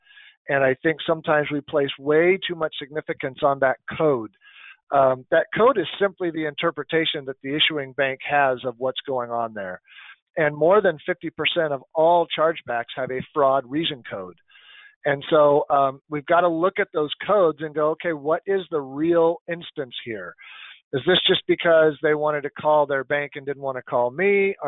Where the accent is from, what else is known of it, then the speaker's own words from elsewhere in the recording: United States; I'm American